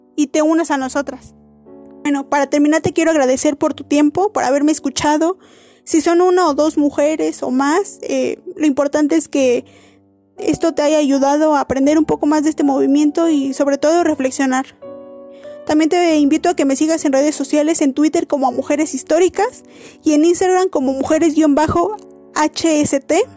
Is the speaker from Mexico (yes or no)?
yes; Mexico; nosotros como mexicanos